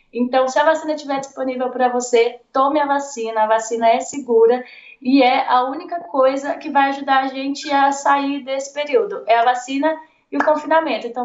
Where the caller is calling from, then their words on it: Lisbon, Portugal; Agora eu estou em Lisboa.